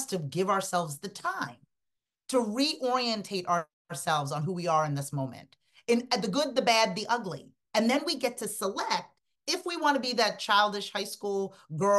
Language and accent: English; Sierra Leone; moved away; I'm an immigrant. I'm from Sierra Leone, West Africa.